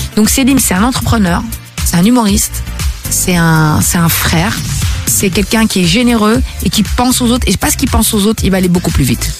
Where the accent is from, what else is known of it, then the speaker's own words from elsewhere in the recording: Belgium; also born or lived in Brussels; réside chez moi en Belgique pour la première fois